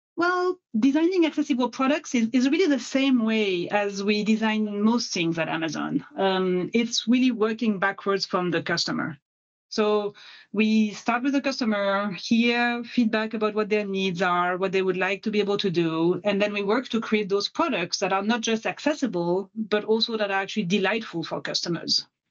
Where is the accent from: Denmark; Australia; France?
France; accent: French; English is a second language; moved away as an adult; now in Seattle, United States; as you can tell with my accent, I'm French.